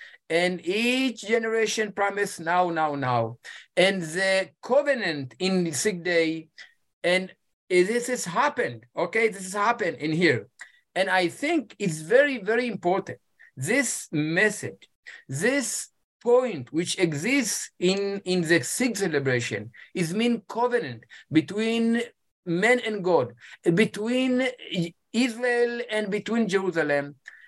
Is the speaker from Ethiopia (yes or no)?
yes; Ethiopia; English is a second language